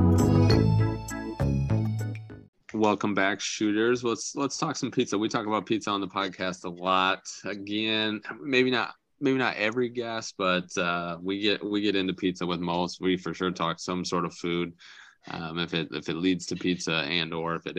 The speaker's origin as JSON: {"language": "English", "town": "Algona", "region": "Iowa", "country": "United States", "tie": "born or raised there", "moved": "yes", "said": "back in my hometown of Algona"}